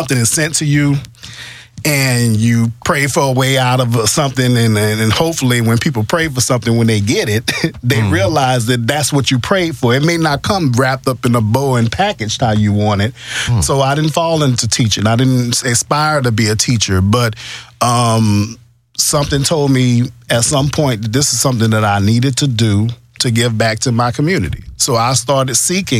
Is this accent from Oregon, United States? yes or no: no; New Orleans, Louisiana, United States; now in Houston, United States; I'm not a native Houstonian, but I'm from New Orleans. I came here with Hurricane Katrina